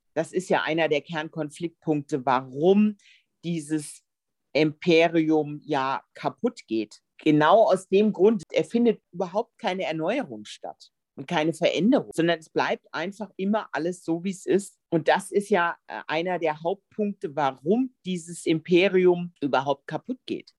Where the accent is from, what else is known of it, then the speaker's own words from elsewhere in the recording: Germany; bei uns in Deutschland